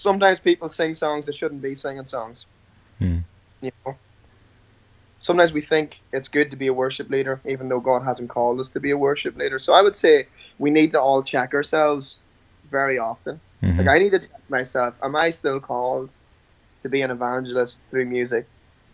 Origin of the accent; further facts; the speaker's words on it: Ireland; I'm Irish